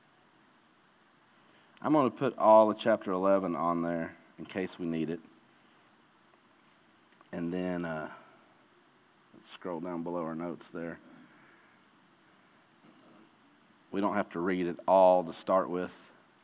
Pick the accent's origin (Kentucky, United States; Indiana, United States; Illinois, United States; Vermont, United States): Kentucky, United States; Eastern; growing up in Eastern Kentucky